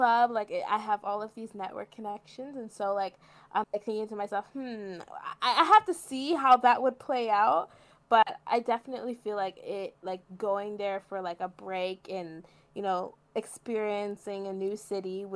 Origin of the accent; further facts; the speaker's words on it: Bermuda; moved away as an adult; also born or lived in Canada; now in Toronto, Canada; I moved to Bermuda when I was really young. My dad's from Bermuda. My mom's from Canada in Antigua, but we moved there when I was really young, and so I grew up there